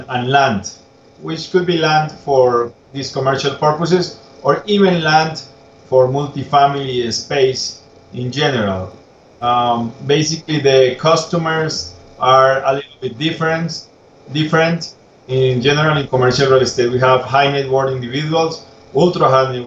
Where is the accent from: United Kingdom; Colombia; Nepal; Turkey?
Colombia; Bogota; also born or lived in Tuscaloosa, Alabama / Atlanta, Georgia; I am from Bogota, from Colombia.